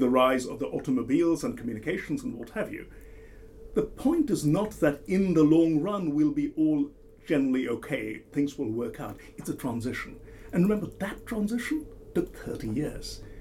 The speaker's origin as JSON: {"language": "English", "country": "India", "moved": "yes", "said": "my home country, India"}